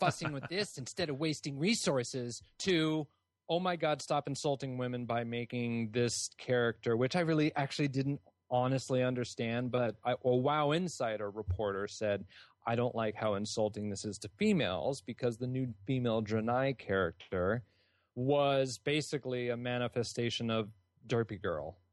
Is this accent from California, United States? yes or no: yes; California, United States; I grew up in California